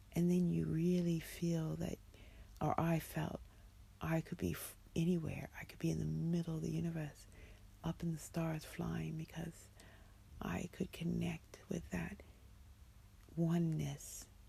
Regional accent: United States; now in London, United Kingdom; as an American

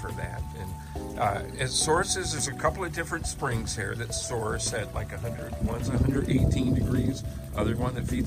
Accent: Virginia, United States; now in Eugene, United States; I grew up in Virginia on the East Coast and moved to Eugene in the 80s, early 80s

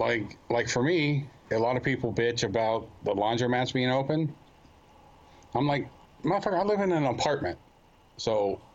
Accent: Ohio, United States; moved away as an adult; now in Metuchen, United States; I'm originally from Ohio

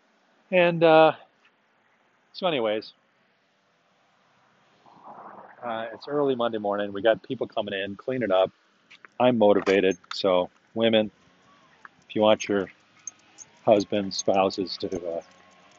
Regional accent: Chicago, Illinois, United States; I'm actually from Chicago

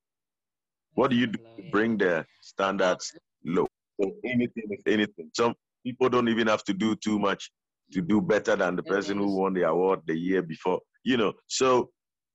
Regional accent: Ghana; being Ghanaian

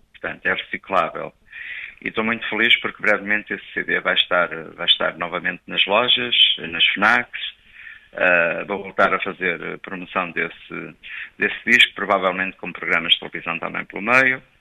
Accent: Souselo, Portugal; ter estado em Sozelo na minha terra

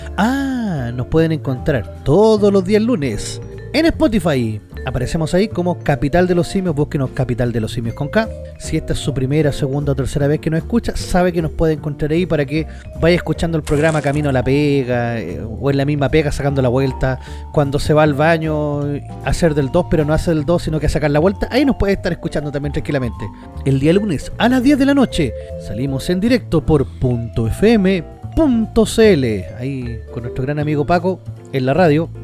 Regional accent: Chile; nosotros los chilenos

